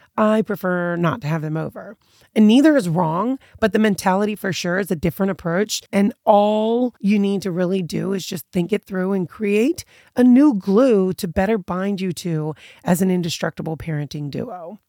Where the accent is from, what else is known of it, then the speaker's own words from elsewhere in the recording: United States; my American background just kind of instilled in me